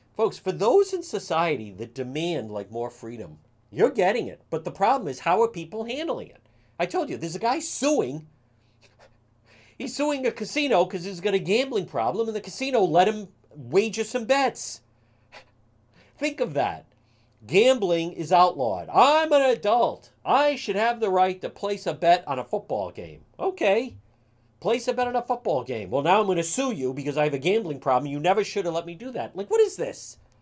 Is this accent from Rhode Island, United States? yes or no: yes; Cranston, Rhode Island, United States; growing up in Cranston